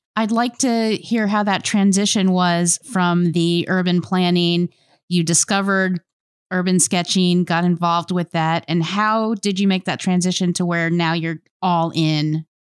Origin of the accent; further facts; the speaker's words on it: North Palm Beach, Florida, United States; also born or lived in Miami; now in Paducah, United States; I was born in Miami and grew up in North Palm Beach